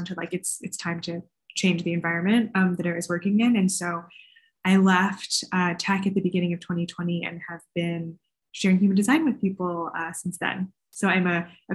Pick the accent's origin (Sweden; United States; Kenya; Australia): United States; California; I grew up in California. My parents are Chinese American immigrants